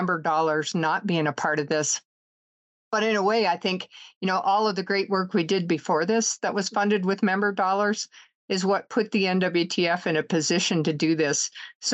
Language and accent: English; the West, United States; I'm from the West